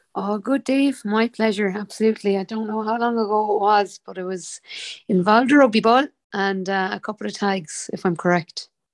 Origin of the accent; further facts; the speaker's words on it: Limerick, Munster, Ireland; I'm from Limerick City, a proud Limerick woman